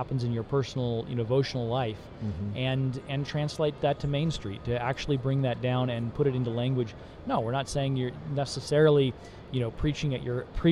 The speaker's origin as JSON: {"language": "English", "region": "Alaska", "country": "United States", "tie": "born or raised there", "also_born_or_lived": "Tennessee", "moved": "yes", "said": "I spent 15 years growing up in Alaska"}